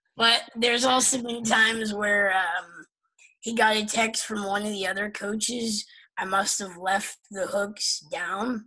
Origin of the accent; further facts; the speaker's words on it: Pennsylvania, United States; moved away; I'm from Pennsylvania originally